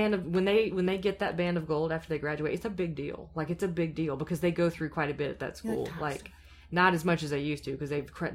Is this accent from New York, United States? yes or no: no; Anderson, South Carolina, United States; I'm from Anderson, South Carolina.